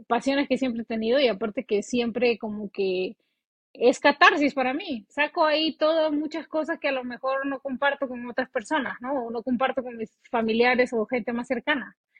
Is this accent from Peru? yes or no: yes; Peru; moved away as an adult; now in United States; cuando yo recién vine acá a Estados Unidos y busqué un trabajo, yo no me podía dar ese lujo que me daba en Perú